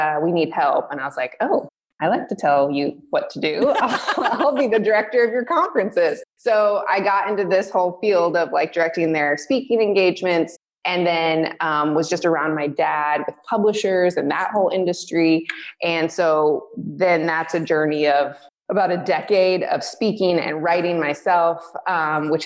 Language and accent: English; Michigan, United States; I was born in Michigan, and, I grew up, as a pastor's daughter